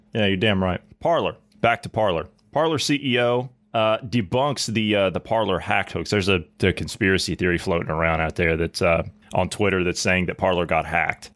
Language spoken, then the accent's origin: English; Southeast Ohio, United States; moved away; I grew up in Southeast Ohio on a, uh, uh, on the Ohio River